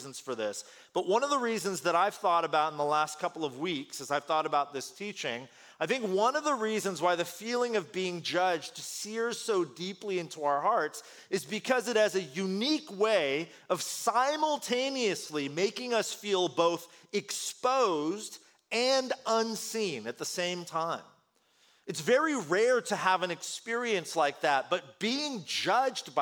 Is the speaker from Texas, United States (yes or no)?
no; Bay Area, California, United States; first language Korean; English is a second language; also born or lived in Korea; I'm an immigrant child. I moved here to the States, here to California, here to the Bay Area when I was really young